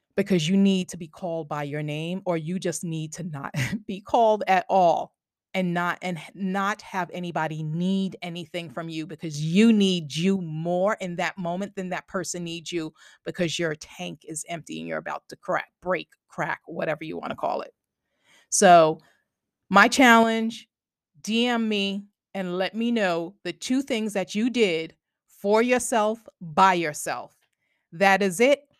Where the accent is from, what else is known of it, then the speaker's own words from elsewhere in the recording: Long Island, New York, United States; now in New Jersey, United States; I grew up on Long Island